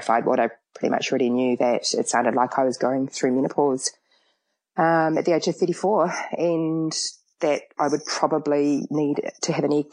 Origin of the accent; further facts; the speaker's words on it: Auckland, New Zealand; moved away; I'm from Auckland